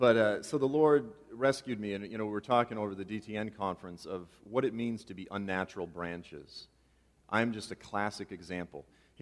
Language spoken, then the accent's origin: English; Boston, Massachusetts, United States; I'm actually from Boston, by the way.